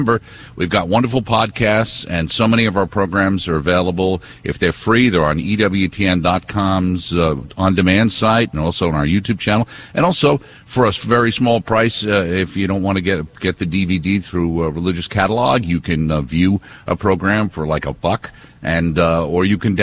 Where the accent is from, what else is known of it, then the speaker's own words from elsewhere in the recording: New York, United States; We're from New York